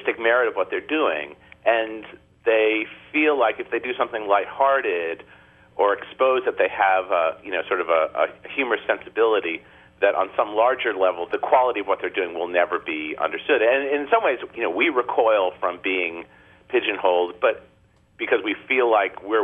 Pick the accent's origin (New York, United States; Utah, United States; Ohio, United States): New York, United States; as a New Yorker